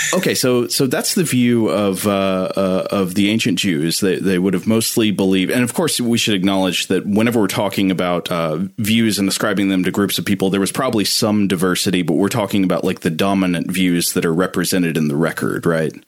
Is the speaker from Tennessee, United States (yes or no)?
yes; East Tennessee, United States; I grew up in East Tennessee, surrounded by a lot of fundamentalist Christianity.